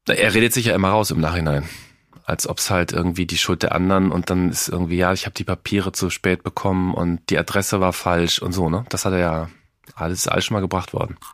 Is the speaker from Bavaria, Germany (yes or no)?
no; Cologne, North Rhine-Westphalia, Germany; Ich komme ja aus Köln